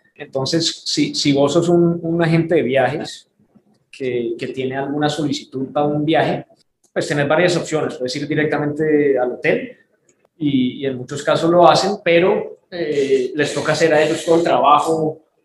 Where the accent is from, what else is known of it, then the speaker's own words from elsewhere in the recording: Houston, Texas, United States; moved away as an adult; also born or lived in Cali, Colombia; now in Miami, United States; nos mudamos a un suburbio de Houston, crecimos allá